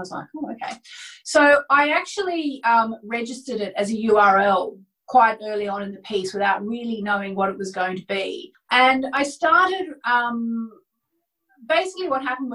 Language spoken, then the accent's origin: English; Hobart, Tasmania, Australia; moved away as an adult; also born or lived in Melbourne, Australia / Sydney, Australia / London, United Kingdom; I grew up in Hobart, Tasmania, in Australia